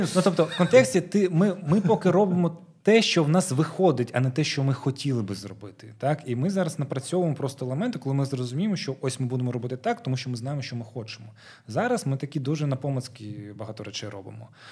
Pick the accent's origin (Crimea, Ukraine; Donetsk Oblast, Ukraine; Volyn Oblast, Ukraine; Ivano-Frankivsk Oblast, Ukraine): Crimea, Ukraine; moved away as an adult; now in Kyiv, Ukraine; в ПГТ, звідки я родом